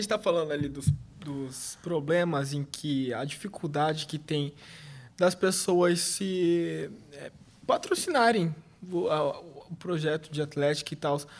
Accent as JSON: {"language": "Portuguese", "town": "Corumbá", "region": "Mato Grosso do Sul", "country": "Brazil", "tie": "born or raised there", "said": "desde da, da minha infância lá em Corumbá"}